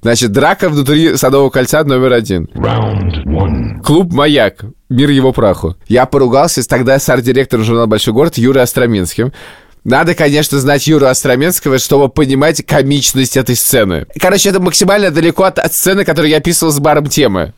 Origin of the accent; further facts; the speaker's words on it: Moscow, Russia; also born or lived in Riga; Я вырос на Маяковке